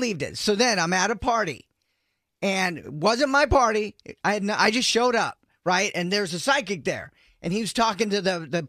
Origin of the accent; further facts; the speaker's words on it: California, United States; moved away; also born or lived in San Francisco / Chicago; I'm from San Francisco. I grew up in Lake Tahoe. Then I moved to Chicago, in 94.